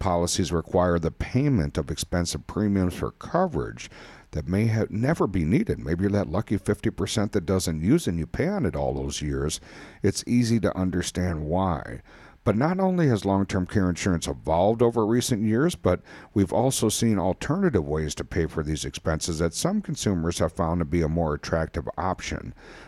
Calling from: Wisconsin, United States; we're recording here from Wisconsin, and springtime has sprung here.

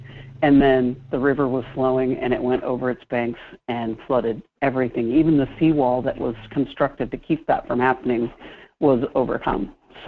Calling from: Washington, United States; So, well, Washington is one of those places, we call it the land of water. We get a lot of rain. We get a lot of snow up in the mountains.

